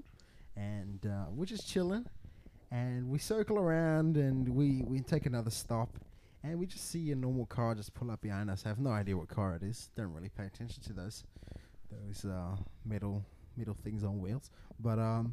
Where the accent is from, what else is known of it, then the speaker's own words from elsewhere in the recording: South Africa; moved away; I grew up in South Africa